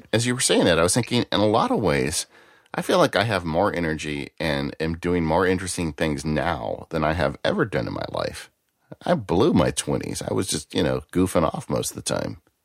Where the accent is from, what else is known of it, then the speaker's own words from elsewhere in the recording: Texas, United States; accent: Texas; My Texas accent